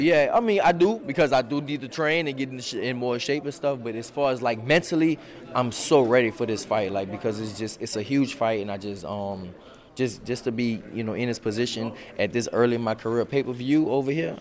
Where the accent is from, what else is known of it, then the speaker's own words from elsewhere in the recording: New Orleans, Louisiana, United States; also born or lived in Houston; I'm from New Orleans